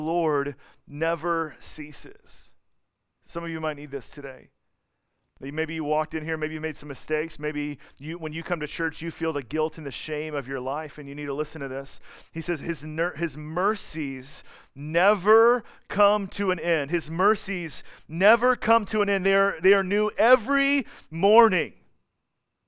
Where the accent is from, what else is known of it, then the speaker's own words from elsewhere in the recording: Atlanta, Georgia, United States; moved away as an adult; also born or lived in Colorado; now in Kansas City, United States; I'm from Atlanta, and then I lived in Colorado for a little bit, and then I worked at Grace in Kansas City for a little bit